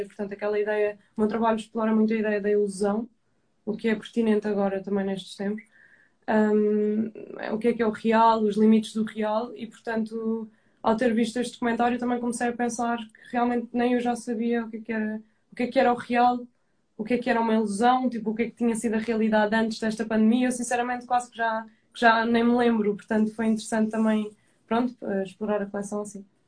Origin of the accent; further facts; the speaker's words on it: Madeira, Portugal; de onde eu sou